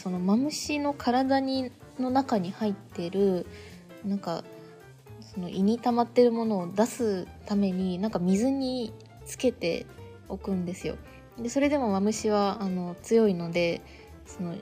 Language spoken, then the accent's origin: Japanese; Japan; moved away; 私の小さい頃の田舎エピソードをお話ししたいと思います